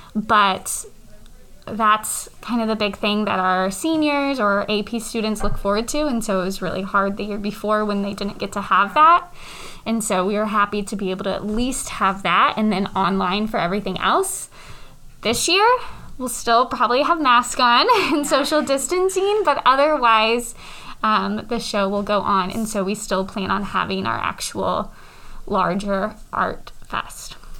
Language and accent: English; North Kansas City, Missouri, United States; I grew up in the North Kansas City School District